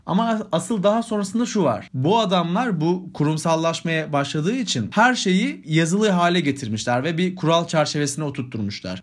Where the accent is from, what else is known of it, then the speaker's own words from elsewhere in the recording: Sivas Province, Turkey; bir Sivaslı olarak